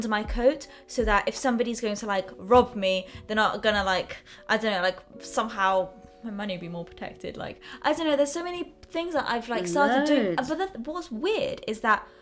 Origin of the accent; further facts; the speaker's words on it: Hong Kong; now in London, United Kingdom; growing up in Hong Kong, in London, but also in Europe in general